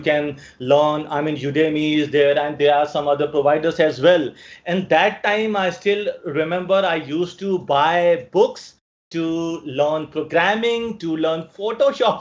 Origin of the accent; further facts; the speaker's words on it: New Delhi, Delhi, India; I'm from New Delhi, India